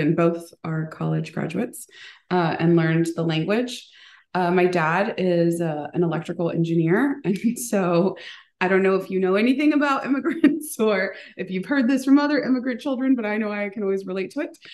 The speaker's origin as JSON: {"language": "English", "country": "United States", "tie": "born or raised there", "first_language": "Spanish", "second_language": "English"}